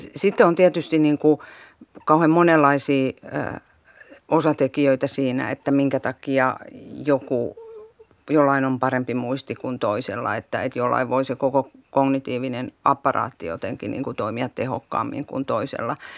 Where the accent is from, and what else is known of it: South Ostrobothnia, Finland; born or raised there; moved away